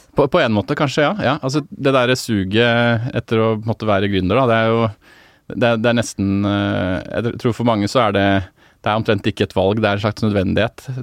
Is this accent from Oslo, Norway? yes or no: yes; Oslo, Norway; jeg er fra Ehm, eh, Casenetto, som er et Obos-borettslag rett bak